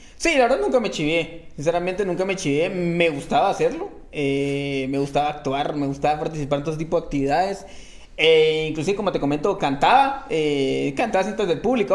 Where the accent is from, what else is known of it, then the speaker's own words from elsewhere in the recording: Guatemala City, Guatemala Department, Guatemala; normalmente todo fue en zona 5. Ah, Tuve mis momentos en zona 7, no fue mucho, pues, o sea, era por momentos, pero normalmente sí en zona 5. Ahí estudié, ahí me gradué, ahí crecí